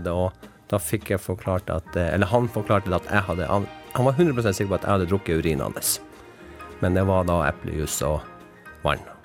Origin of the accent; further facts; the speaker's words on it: Vadsø, Finnmark, Norway; i og med at jeg er fra Finnmark og også fra Vadsø